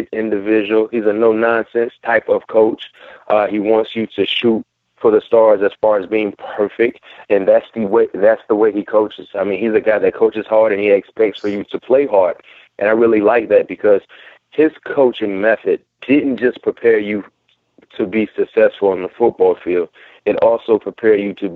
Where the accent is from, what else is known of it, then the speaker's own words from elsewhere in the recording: Hollywood, Florida, United States; I'm from Hollywood.